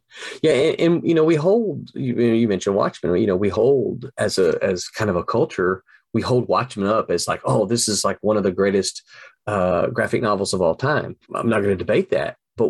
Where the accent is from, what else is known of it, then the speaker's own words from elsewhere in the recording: the South, United States; And the other thing is, I'm a Southerner. I have to make sure all of my characters don't say y'all.